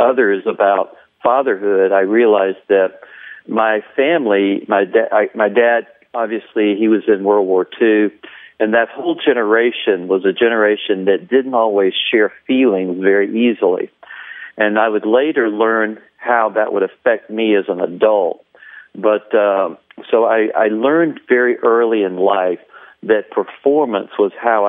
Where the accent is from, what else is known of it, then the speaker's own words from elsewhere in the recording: Columbia, South Carolina, United States; I was raised in the South, in South Carolina, in Columbia, South Carolina